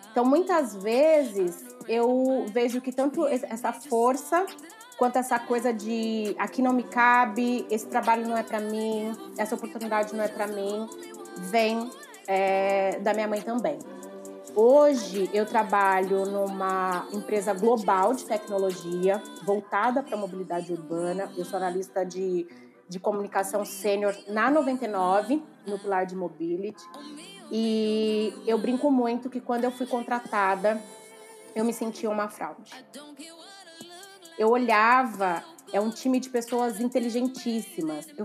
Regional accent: Ourinhos, São Paulo, Brazil; now in São Paulo, Brazil; Eu sou de Ourinhos, no interior de São Paulo, e cheguei a São Paulo, a cidade de São Paulo, em 2013.

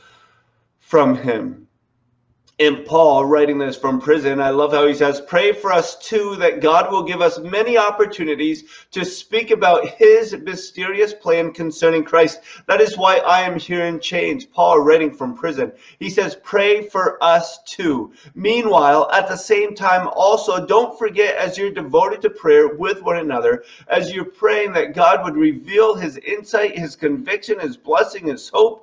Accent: New England, United States; how we speak as a New Englander

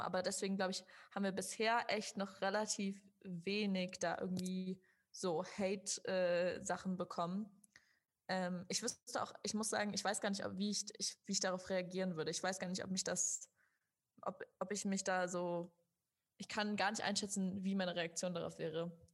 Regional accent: Germany; ich, die aufgewachsen ist in Deutschland. Also ich war die Einzige, die wirklich irgendwie die ganze Zeit in Deutschland bisher gelebt hat, ihr ganzes Leben.

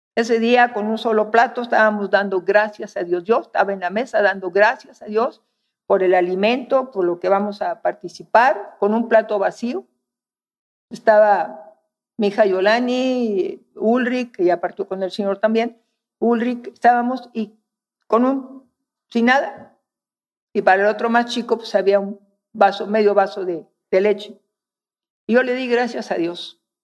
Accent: northern Mexico, Mexico; moved away; Soy norteña

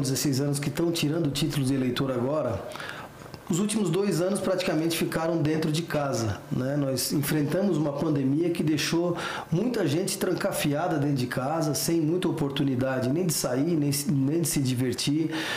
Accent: Criciúma, Santa Catarina, Brazil; lá na cidade de Criciúma, minha cidade natal, em Santa Catarina

